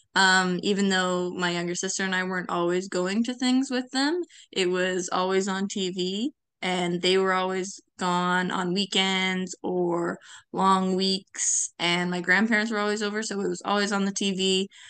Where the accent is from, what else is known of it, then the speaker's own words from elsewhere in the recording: Victoria Harbour, Ontario, Canada; moved away as an adult; also born or lived in Ottawa Valley; now in Pembroke, Canada; I grew up in Victoria Harbor